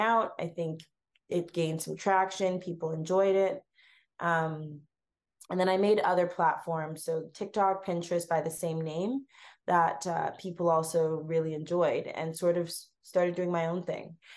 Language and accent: English; Canada; accent: Canadian; grew up in a Ghanaian household, so eating Ghanaian food, but being brought up in Canada, that is so multicultural